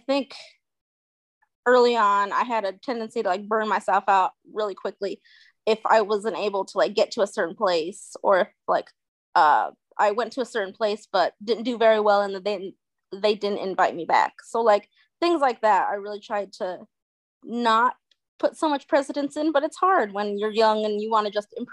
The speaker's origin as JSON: {"language": "English", "region": "New Mexico", "country": "United States", "moved": "yes", "said": "I'm from New Mexico"}